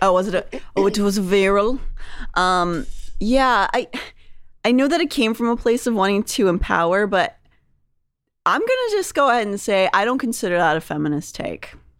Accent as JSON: {"language": "English", "town": "Pittsburgh", "region": "Pennsylvania", "country": "United States", "tie": "born or raised there", "also_born_or_lived": "New York", "moved": "yes", "said": "When I was growing up in Pittsburgh"}